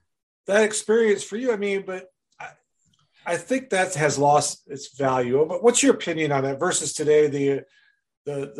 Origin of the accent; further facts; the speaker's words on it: Rice Lake, Wisconsin, United States; my hometown of Rice Lake, Wisconsin